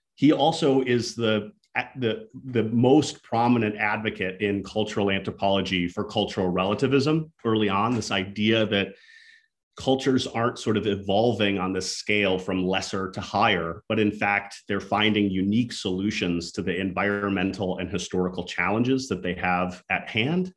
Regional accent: Minnesota, United States; she's also from my hometown in Minnesota. So she grew up next to the same uh, Native community that I happen to grow up next

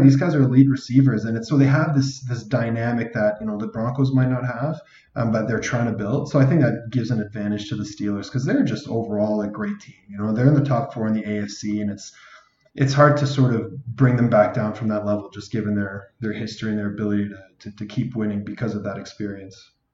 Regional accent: Calgary, Alberta, Canada; moved away; also born or lived in Ottawa; Calgary's my hometown, and Ottawa's where I, I lived for a large part of my life too

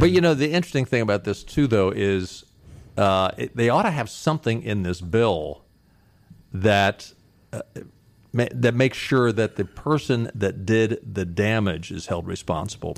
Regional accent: outside of Baltimore, Maryland, United States; moved away; when I was growing up outside of Baltimore

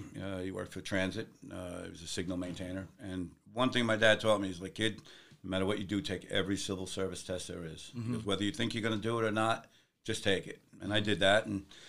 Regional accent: New York City, New York, United States; Grew up in the Bronx

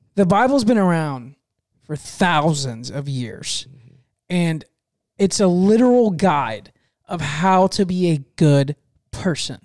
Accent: Fort Meade, United States; Fort Meade, my hometown, it's really small

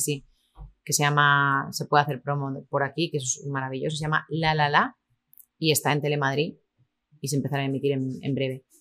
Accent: Lleida, Catalonia, Spain; also born or lived in Miami, United States; en Lleida, en mi tierra

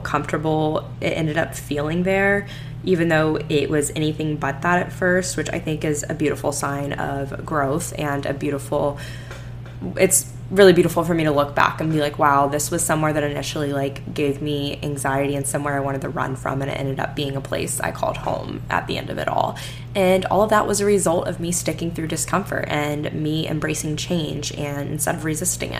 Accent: Florida, United States; moved away as an adult; also born or lived in Alabama; now in Houston, United States; I grew up in Florida for the most part, like I grew up not seeing seasons

